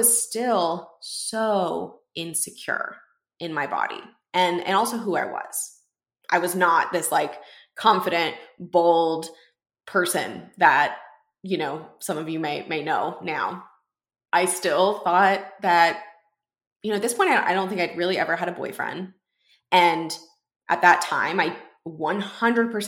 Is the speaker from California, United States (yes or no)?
no; Houston, Texas, United States; I was working at a bookstore in my hometown in Houston